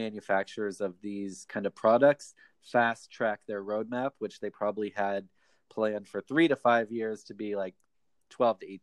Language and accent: English; Ohio, United States; now in Japan; I'm from the United States, from the state of Ohio